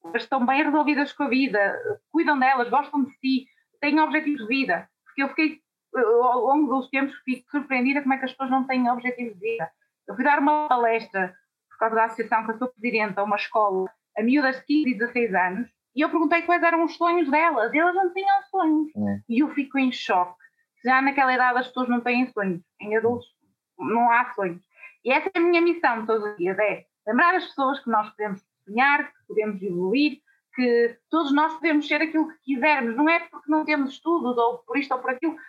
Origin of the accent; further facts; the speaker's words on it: Guimarães, Norte, Portugal; eu não tinha aquela vontade de sair da minha terrinha sempre fui muito agarrada aos meus pais à minha cidade e para Uh, poder trabalhar na minha área, obrigatoriamente eu tinha que sair de Guimarães.